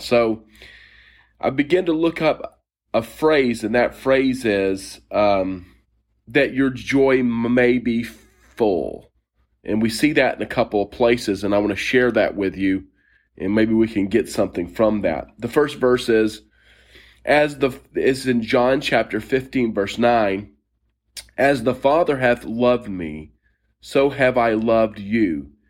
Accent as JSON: {"language": "English", "town": "Steeple Aston", "region": "South East England", "country": "United Kingdom", "tie": "born or raised there", "said": "I grew up in and around Oxfordshire in a little town called Steeple-Aston, little village, I should say, not far from a military base."}